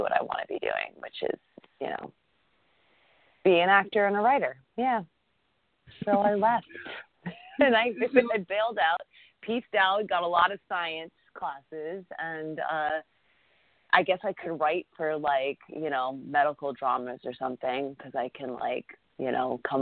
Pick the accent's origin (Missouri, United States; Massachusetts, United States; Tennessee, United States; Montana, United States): Massachusetts, United States; moved away; I grew up in Massachusetts, so I'm an East Coast girl.